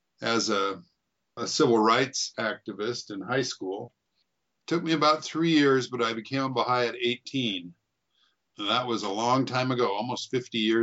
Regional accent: Moses Lake, Washington, United States; also born or lived in Portland, Oregon; I was born in Portland, Oregon, and grew up mostly in a little town, a little farming town called Moses Lake, Washington

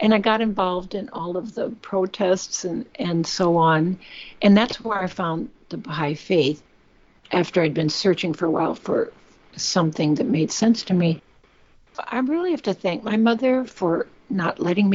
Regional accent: Pewaukee, Wisconsin, United States; I grew up in Pewaukee, Wisconsin, which is 17 miles west of Milwaukee.

